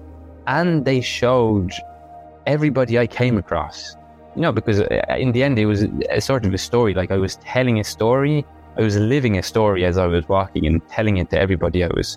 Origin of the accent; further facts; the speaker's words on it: Dublin, Leinster, Ireland; also born or lived in France; my family home in Dublin